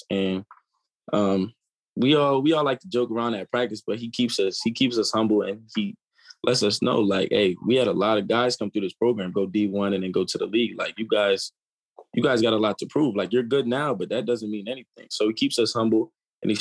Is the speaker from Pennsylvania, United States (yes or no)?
yes; York, Pennsylvania, United States; also born or lived in Columbia, Maryland; I was actually born in Maryland. And then I moved to York, Pennsylvania when I was like 3. And then I went to school in York all the way up until my freshman year